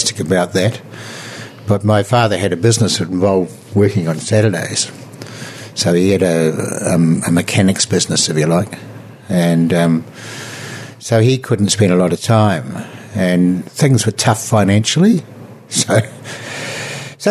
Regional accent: Christchurch, Canterbury, New Zealand; I was born and bred in Christchurch

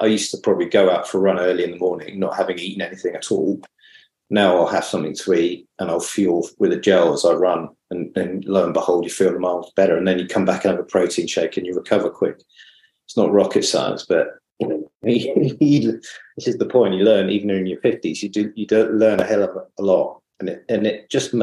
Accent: Brighton, South East England, United Kingdom; moved away as an adult; now in Manly, Australia; I come from Brighton originally.

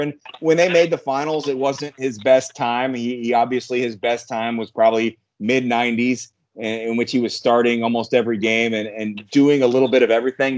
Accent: Peru, Indiana, United States; moved away as an adult; also born or lived in Hazard, Kentucky; Kyle Macy, who's from my hometown, Peru, Indiana

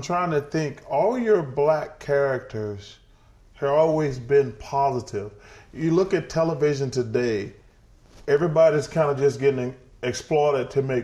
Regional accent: Alabama, United States; I'm from Alabama.

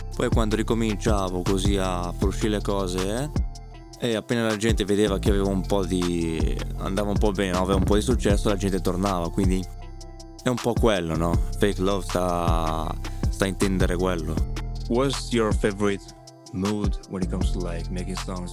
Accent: Australia; sono australiano

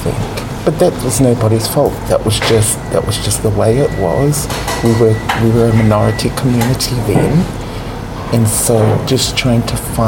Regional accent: Sydney, New South Wales, Australia; growing up in Sydney

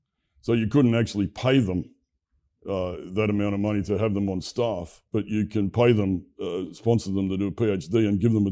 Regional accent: Brisbane, Queensland, Australia; My hometown of Brisbane has a long heritage of electrical industry expertise.

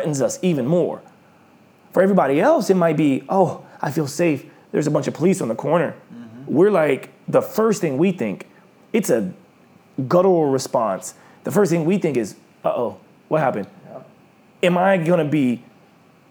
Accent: Oklahoma, United States; moved away; when I grew up in Oklahoma

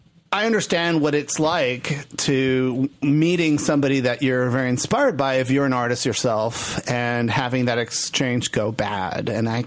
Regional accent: Puerto Rico; moved away as an adult; also born or lived in Texas / Chicago; As a young gay man growing up in Puerto Rico

